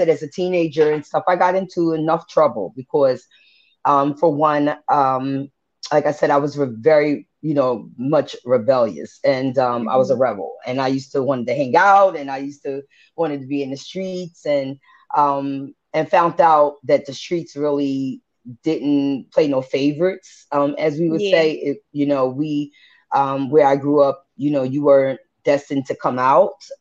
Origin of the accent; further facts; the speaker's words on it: Philadelphia, Pennsylvania, United States; moved away as an adult; also born or lived in Vineland, New Jersey; now in New Jersey, United States; I grew up in West Philly. So I consider myself Jersey/Philly, but more a Philly girl because I really have, you know, was raised up in Philadelphia